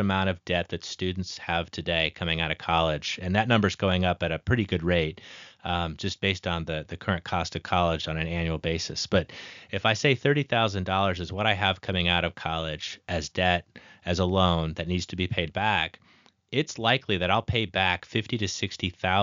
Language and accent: English; Nebraska, United States; I come from Nebraska